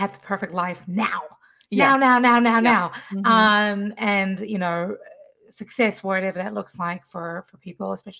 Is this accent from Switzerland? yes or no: no; New Zealand; now in Washington, D.C., United States; I'm from New Zealand originally. My mother was from Erie, Pennsylvania, and I've been living in DC for the last 8 years